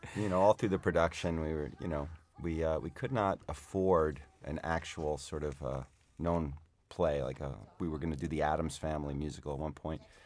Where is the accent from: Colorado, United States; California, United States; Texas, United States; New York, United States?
New York, United States; North Shore of Long Island; I grew up on the North Shore of Long Island